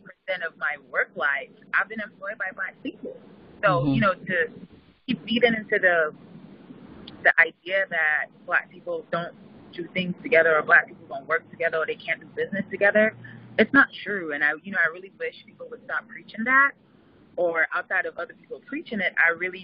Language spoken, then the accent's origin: English; St. Lucia; moved away as an adult; now in New York, United States; when I moved to New York from St. Lucia, I'm originally from St. Lucia. I moved to New York for college